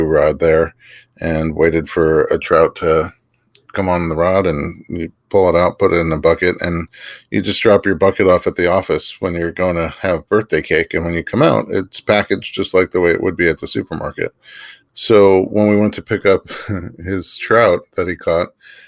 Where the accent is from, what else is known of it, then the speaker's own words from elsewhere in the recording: New York City, New York, United States; I grew up in New York City.